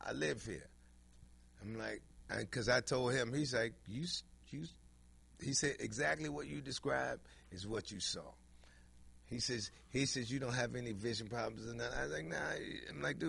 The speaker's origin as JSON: {"language": "English", "town": "Washington", "region": "District of Columbia", "country": "United States", "said": "I'm from Washington, D.C."}